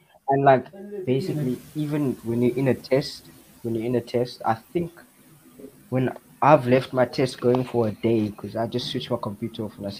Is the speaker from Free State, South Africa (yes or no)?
no; Cape Town, Western Cape, South Africa; I am from the best city in South Africa. It is Cape Town.